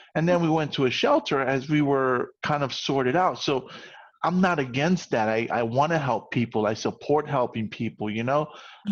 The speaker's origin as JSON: {"language": "English", "region": "New York", "country": "United States", "said": "as a New Yorker"}